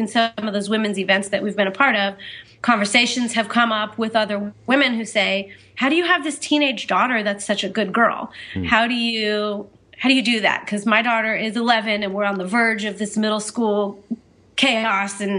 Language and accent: English; Orange County, California, United States; now in Montana, United States; I'm from Orange County